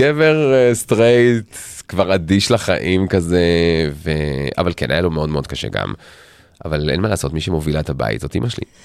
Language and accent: Hebrew; Tel Aviv, Tel Aviv District, Israel; אנחנו תל אביבים במקור